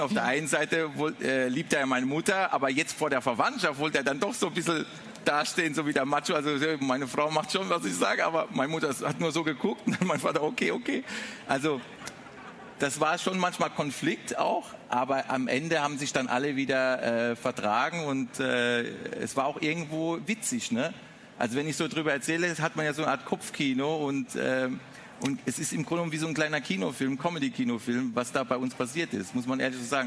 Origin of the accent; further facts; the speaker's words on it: Mannheim, Baden-Württemberg, Germany; vom Waldhof Mannheim aufs Gymnasium